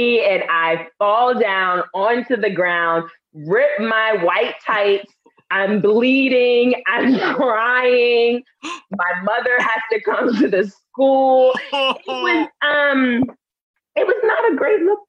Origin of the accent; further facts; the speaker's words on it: New York City, New York, United States; We are both from Harlem